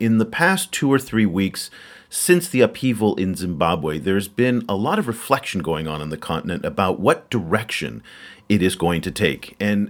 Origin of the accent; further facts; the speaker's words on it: United States; as an American